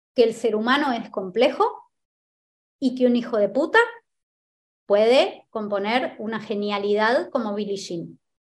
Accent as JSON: {"language": "Spanish", "country": "Argentina", "said": "En mi país"}